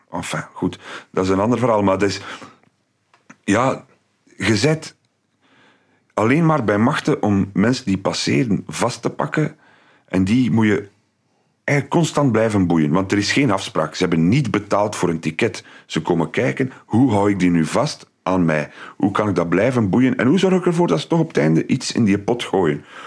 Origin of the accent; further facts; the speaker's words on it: Aalst, Flanders, Belgium; also born or lived in Dendermonde; now in Ghent, Belgium; als Aalstenaar